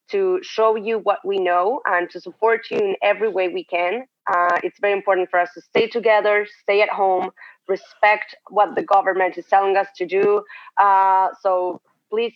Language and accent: English; Argentina; now in Israel; I'm also from Argentina, and I work at Waze as a project manager